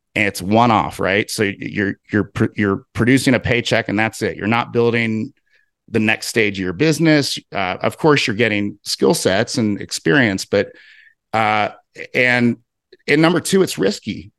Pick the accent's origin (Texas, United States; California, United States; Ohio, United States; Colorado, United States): Ohio, United States; Cincinnati; moved away as an adult; now in Salt Lake City, United States; I'm originally from Cincinnati, Ohio. I, I grew up out in the suburbs